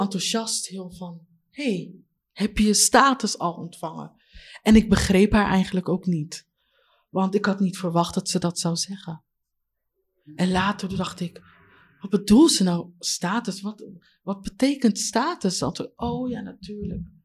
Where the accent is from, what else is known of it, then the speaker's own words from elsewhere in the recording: Leiden, South Holland, Netherlands; also born or lived in Katwijk; ik ben geboren hier in Leiden